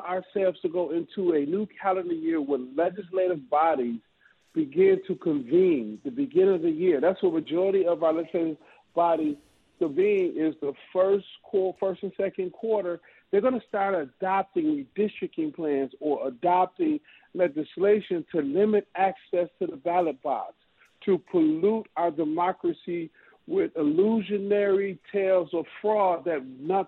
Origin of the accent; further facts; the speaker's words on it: Detroit, Michigan, United States; now in Mississippi, United States; I grew up in Detroit, but I live in Mississippi.